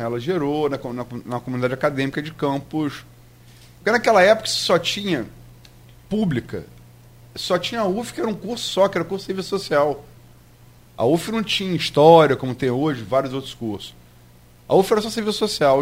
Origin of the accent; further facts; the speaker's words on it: Niterói, Rio de Janeiro, Brazil; Eu sou niteroiense.